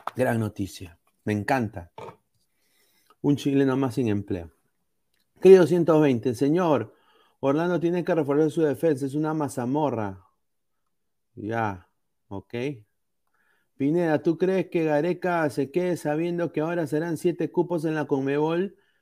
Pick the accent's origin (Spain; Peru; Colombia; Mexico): Peru; como aficionado al fútbol peruano, como peruano